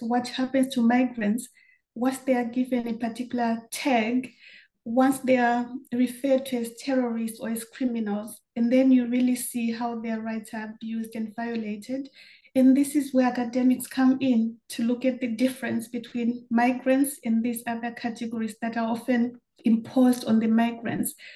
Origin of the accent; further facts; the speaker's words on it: Zimbabwe; moved away as an adult; also born or lived in Germany; growing up in Zimbabwe